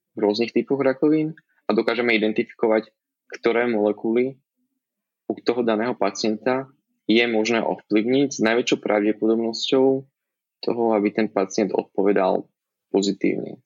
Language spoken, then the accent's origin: Slovak; Žilina, Žilina Region, Slovakia; moved away as an adult; also born or lived in Bratislava, Slovakia; now in New York, United States; Pochádzam zo Žiliny